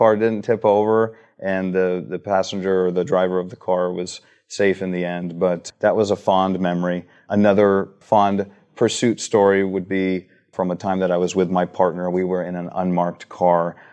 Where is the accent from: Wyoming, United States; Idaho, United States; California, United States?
California, United States; Huntington Beach; We grew up in Huntington Beach